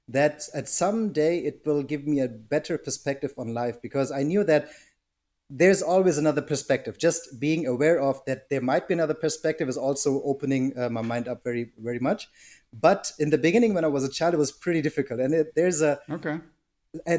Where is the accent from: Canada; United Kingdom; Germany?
Germany; Berlin; I've been born and raised in Germany, in Berlin